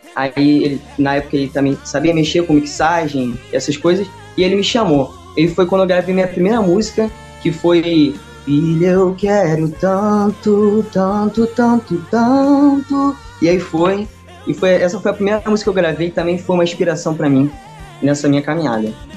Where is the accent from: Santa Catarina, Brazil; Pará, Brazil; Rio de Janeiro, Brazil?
Rio de Janeiro, Brazil; Saquarema; eu sou de Saquarema, Rio de Janeiro, e eu tenho 15